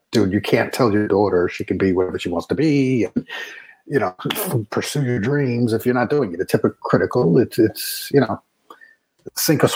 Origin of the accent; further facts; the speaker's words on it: New York City, New York, United States; I grew up in the Bronx. I worked as a police officer in the Bronx